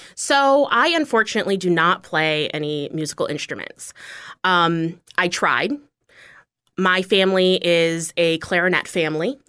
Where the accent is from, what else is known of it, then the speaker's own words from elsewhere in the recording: Bozeman, Montana, United States; also born or lived in Washington, D.C. metro area; now in Fort Myers, United States; I grew up in Bozeman. So Bozeman, Montana is a town